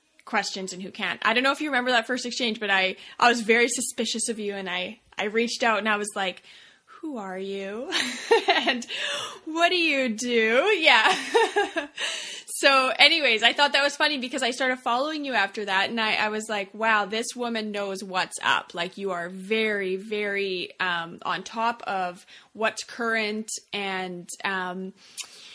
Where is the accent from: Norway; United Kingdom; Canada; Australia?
Canada; Saskatoon, Saskatchewan; what I call my hometown in Saskatoon, Canada.